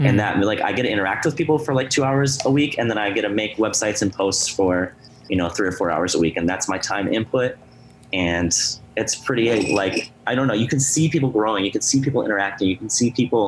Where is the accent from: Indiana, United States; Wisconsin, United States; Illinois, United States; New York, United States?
Wisconsin, United States; Madison; I'm from Madison, Wisconsin